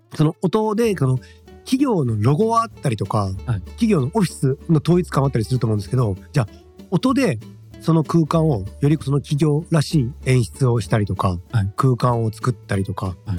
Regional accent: Shimane, Japan; 僕は島根県の生まれなんで田舎者

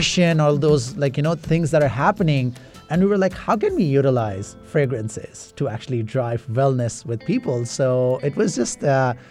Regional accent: Toronto, Ontario, Canada; also born or lived in Middle East; I was born in Middle East, but I was like, you know, raised in Toronto

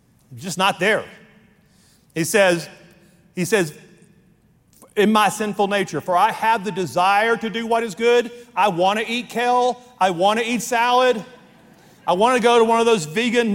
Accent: Louisiana, United States; I was raised in the Deep South in Louisiana

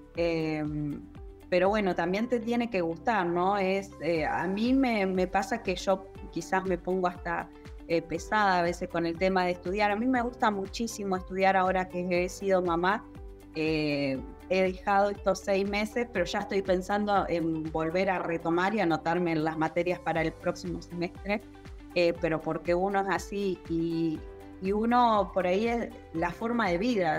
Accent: General Pico, La Pampa, Argentina; soy de General Pico La Pampa

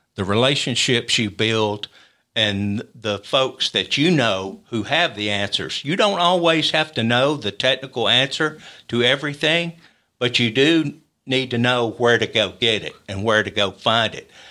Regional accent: Columbia, Tennessee, United States; moved away as an adult; now in Huntsville, United States; we grew up, uh, my brother and I, uh, in Columbia

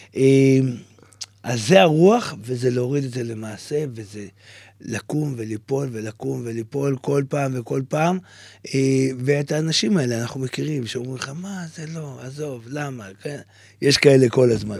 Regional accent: Tze'elim, Southern District, Israel; ילד שגדל באיזה כפר באמצע המדבר

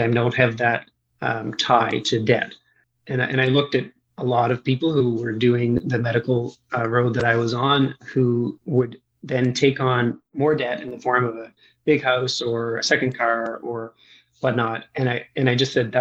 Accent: Eastern Canada, Atlantic Canada, Canada; I grew up in Eastern Canada, so on sort of the Atlantic coast of the country of Canada or just north of the state of Maine

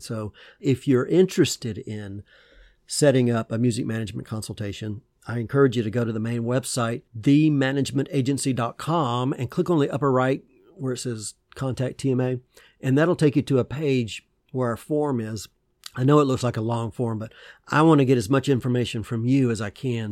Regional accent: Georgia, United States; I used to go to drive-in movie theaters, uh, in my hometown in Georgia with my parents

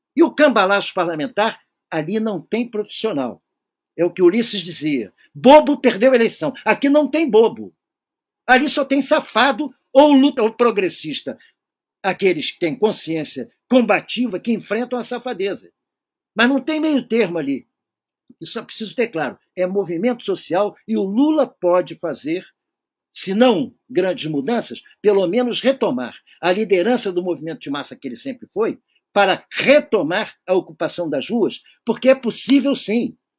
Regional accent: Rio de Janeiro, Brazil; eu não sou de São Paulo, eu sou do Rio

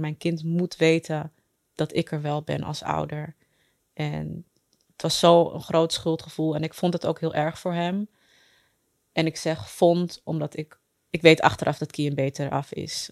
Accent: Amsterdam, North Holland, Netherlands; Ik ben geboren en getogen in Amsterdam

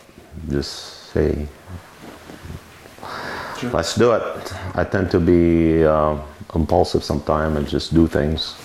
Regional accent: Beirut, Beirut Governorate, Lebanon; moved away as an adult; also born or lived in St. Louis, Missouri / Washington DC area / New York; now in Oregon, United States; I'm originally from Lebanon. I grew up in Lebanon, Beirut. I came here when I was 21

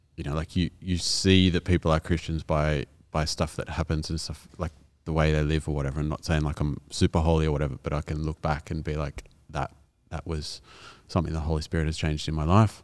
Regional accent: Kaimie, New South Wales, Australia; also born or lived in Caringbah, New South Wales; I lived in Kaimie up until about when I was in year seven or eight and then lived in Caringbah

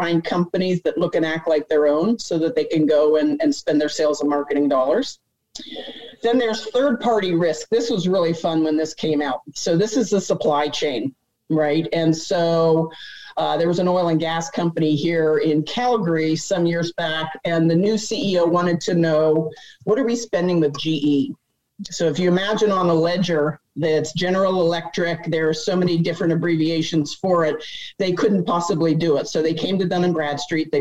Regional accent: Pennsylvania, United States; I grew up in Pennsylvania.

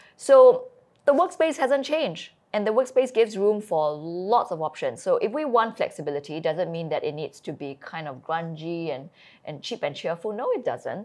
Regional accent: Singapore; moved away; also born or lived in Shropshire, England / China; I am born and I grew up in Singapore

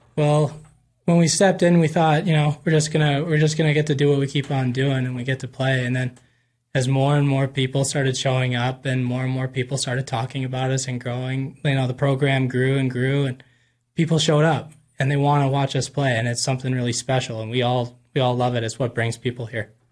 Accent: Invermere, British Columbia, Canada; moved away as an adult; now in Missoula, United States; I'm from Invermere, B C, a little town up in the Canadian Rockies.

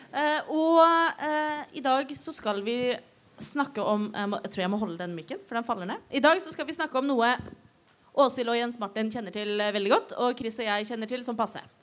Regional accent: Oslo, Norway; Jeg er født og oppvokst i Oslo

